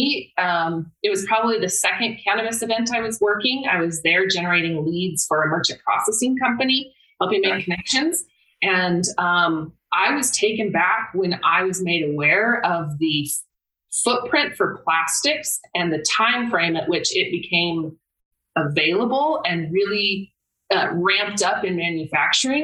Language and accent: English; Wyoming, United States; I grew up in Wyoming